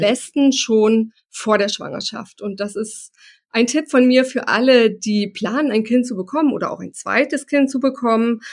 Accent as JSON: {"language": "German", "country": "Germany", "said": "bei uns in Deutschland"}